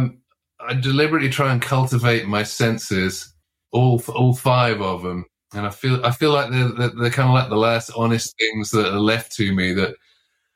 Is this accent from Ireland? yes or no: no; London, United Kingdom; moved away as an adult; now in United States; I grew up in London, in a kind of multiracial part of London